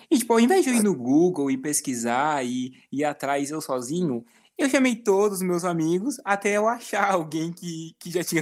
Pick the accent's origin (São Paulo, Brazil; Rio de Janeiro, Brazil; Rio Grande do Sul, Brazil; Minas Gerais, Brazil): Rio Grande do Sul, Brazil; eu sou do Rio Grande do Sul